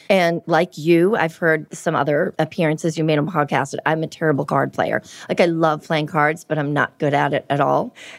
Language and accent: English; Everett, Massachusetts, United States; you'll hear my accent. You'll be like, oh, yeah. I grew up in a town called Everett.